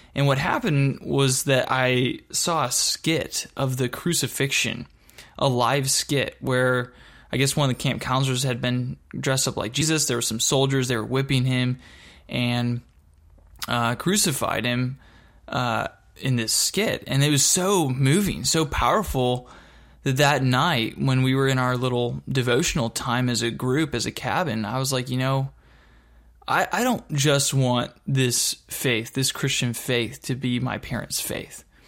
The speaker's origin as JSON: {"language": "English", "area": "Dallas-Fort Worth area", "region": "Texas", "country": "United States", "tie": "born or raised there", "also_born_or_lived": "Michigan", "said": "I moved from Michigan back to Texas and, um, lived again in the Dallas-Fort Worth area really since that time. uh, from sixth grade on"}